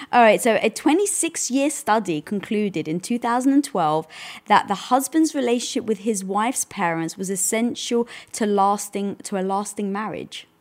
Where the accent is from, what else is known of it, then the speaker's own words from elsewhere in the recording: United Kingdom; moved away; being British, we never celebrated Thanksgiving